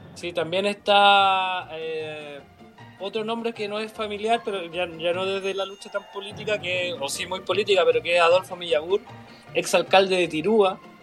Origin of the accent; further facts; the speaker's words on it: Chile; somos muy chilenos